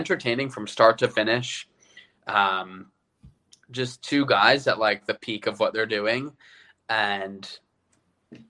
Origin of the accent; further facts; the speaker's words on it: Long Island, New York, United States; I'm from Long Island